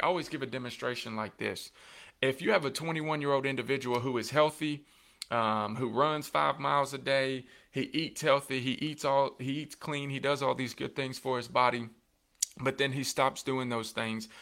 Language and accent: English; Coffee County, Tennessee, United States; in my hometown and in my ho-, my home county